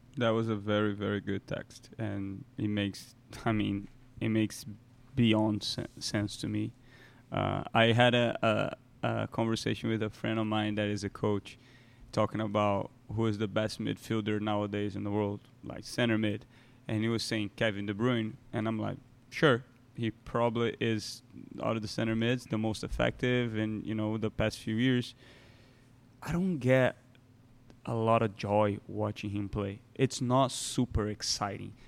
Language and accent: English; Brazil; I grew up in Brazil, you know, I watched Libertadores at ten.